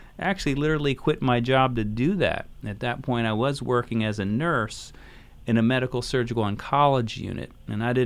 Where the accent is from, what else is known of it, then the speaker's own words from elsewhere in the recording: Philadelphia, Pennsylvania, United States; I grew up in Philadelphia